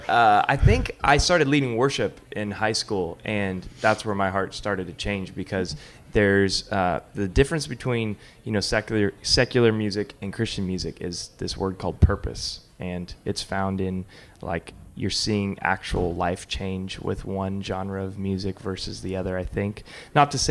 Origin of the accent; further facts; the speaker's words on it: Northern California, United States; Born and raised in Northern Cal, started playing music when I was probably 10 years old